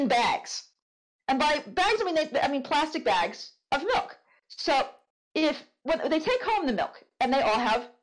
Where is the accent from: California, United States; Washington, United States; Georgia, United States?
California, United States; I'm Californian